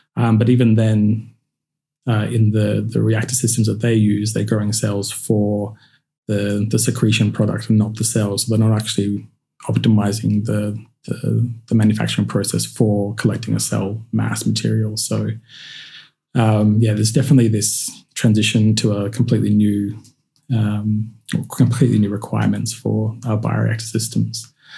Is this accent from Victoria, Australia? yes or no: no; Queensland, Australia; growing up in Queensland